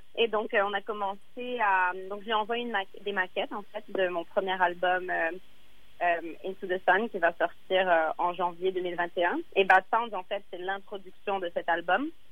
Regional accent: Dakar, Senegal; moved away; j'ai passé mon enfance au Sénégal, à Dakar

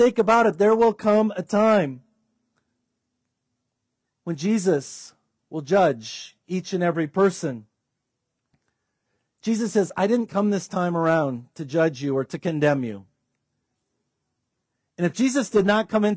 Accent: United States; us as wealthy, healthy Americans

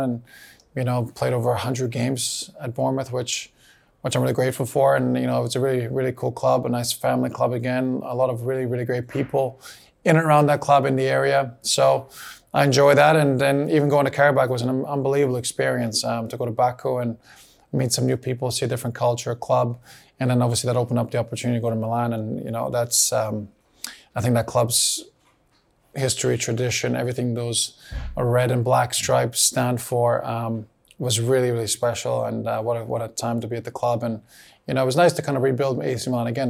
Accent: Canada; moved away; also born or lived in Bosnia and Herzegovina; I grew up in Canada, spent some really important years there, was given the opportunities to play in the youth national teams there. But again, I was never capped. Born in Bosnia, Bosnian family.

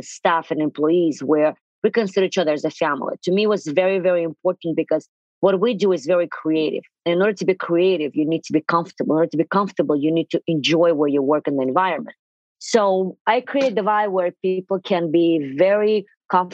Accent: Russia; English is a second language; moved away as an adult; now in New York City, United States; 23 years ago, I immigrated from Russia to here

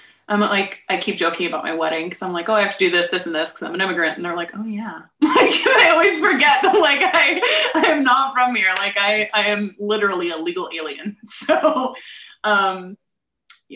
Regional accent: Ohio, United States; moved away as an adult; I'm obviously happy to be from Ohio. Like, I love where I'm from

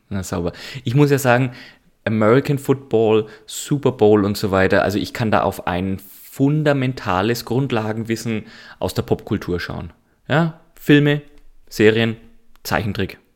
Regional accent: Nuremberg, Bavaria, Germany; Ich bin ein Nürnberger

